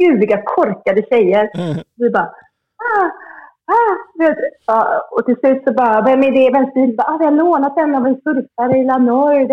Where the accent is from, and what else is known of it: Sweden; moved away as an adult; now in Hossegor, France